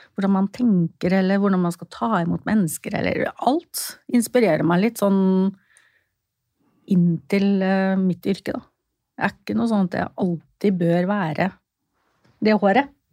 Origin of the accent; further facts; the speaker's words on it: Fredrikstad, Østfold, Norway; Jeg er fra Fredrikstad